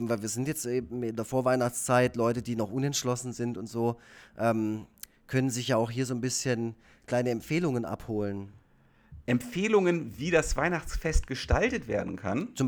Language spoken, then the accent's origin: German; Effringen, Baden-Württemberg, Germany; Also wir haben eine sehr schöne evangelische Kirche in Effringen, wo ich herkomme.